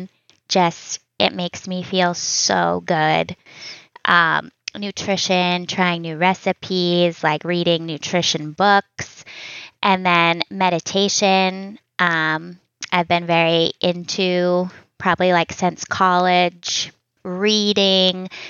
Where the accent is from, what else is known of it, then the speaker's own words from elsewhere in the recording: just outside of Boston, Massachusetts, United States; moved away as an adult; also born or lived in Virginia / Seattle / Hawaii; now in Vermont, United States; I grew up in Massachusetts, just outside of Boston.